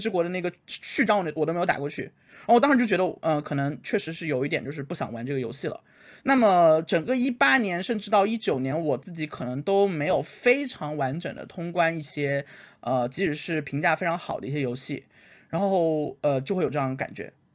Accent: China; 毕竟我是一个算是边疆，边疆出生人

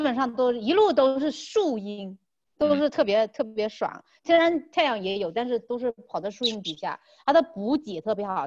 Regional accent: China; 他们都不知道我是中国人

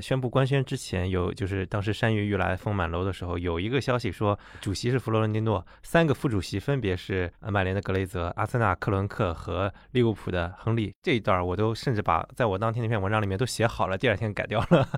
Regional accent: China; 对我们中国人来讲

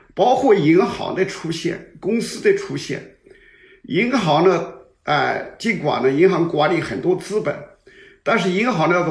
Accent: China; 这个我们中国人讲的喜事

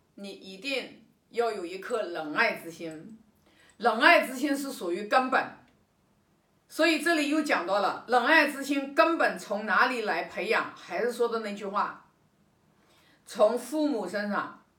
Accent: China; 我们中国人都知道的

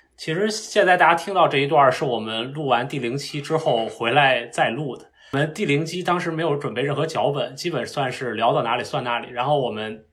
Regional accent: Beijing, China; 我是北京的考生

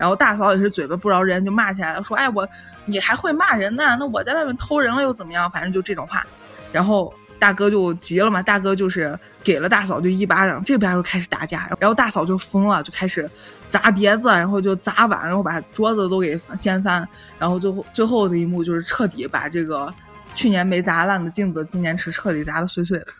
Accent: Northwest China, China; accent: Northwestern dialect; 我们西北方言

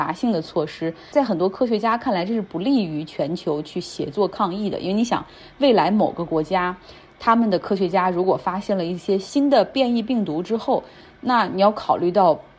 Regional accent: China; 那现在因为疫情的管控，在我们大陆人看来，哎呀，你已经不算严格了

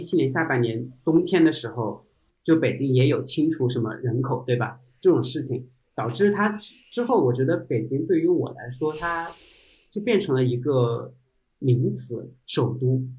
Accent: Chongqing, China; moved away as an adult; also born or lived in Shenzhen / Beijing; 可能是因为我来自重庆，

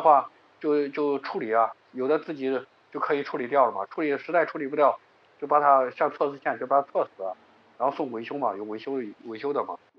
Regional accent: Xuchang, Henan, China; 我是河南人嘛，河南许昌人，打工有十，十几年打工经历了

